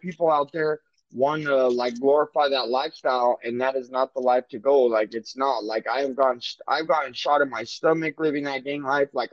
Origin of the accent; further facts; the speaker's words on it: Albuquerque, New Mexico, United States; moved away as an adult; now in Phoenix, United States; I'm from Albuquerque, New Mexico